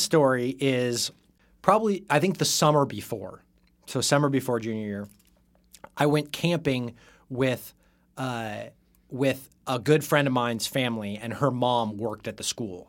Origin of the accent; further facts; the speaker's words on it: Salem, Oregon, United States; grew up in Salem, Oregon.